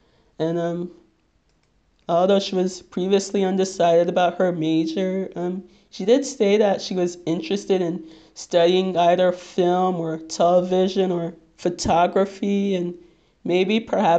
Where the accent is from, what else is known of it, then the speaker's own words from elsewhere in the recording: Nigeria; So obviously you guys have figured out by now that I'm Nigerian